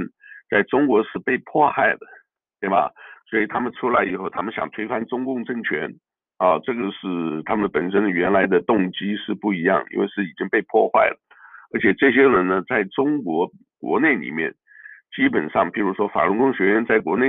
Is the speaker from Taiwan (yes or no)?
yes; Taiwan; moved away; 啊，就像我原来这个呃出来啊，我从台湾来出来的时候，我也感觉不一样。